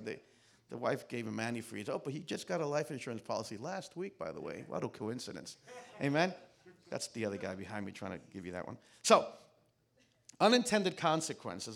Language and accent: English; New York City, New York, United States; I'm from Queens